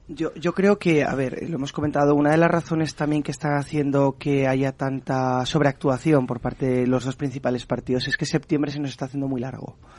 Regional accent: Aragon, Spain; soy aragonés

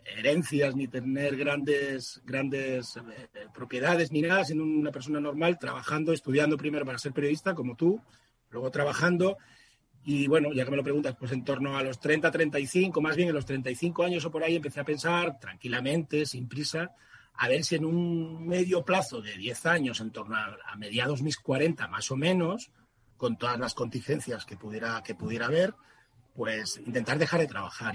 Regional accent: southern Extremadura, Spain; moved away; also born or lived in Madrid; mi ciudad, mi pueblo del sur de Extremadura, donde tengo la mayor parte de mi familia

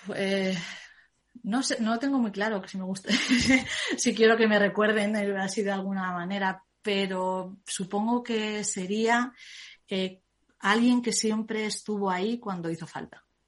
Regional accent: Zaragoza, Aragon, Spain; soy de Zaragoza

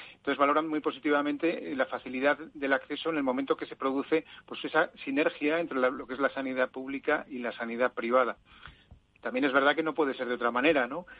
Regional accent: Zaragoza, Aragon, Spain; moved away; en mi tierra

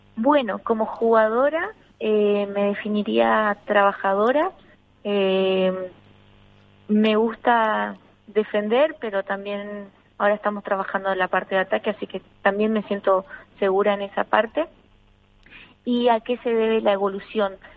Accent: Argentina; now in Spain; en mi país

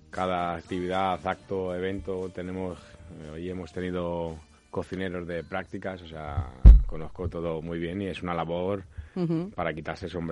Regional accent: Mexico; Es un producto muy usado en México y que, que para los que no, son, no, somos mexicanos no se conoce

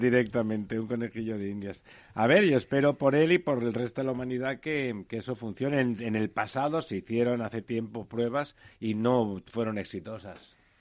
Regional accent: Catalonia, Spain; Yo soy catalán de los constitucionalistas

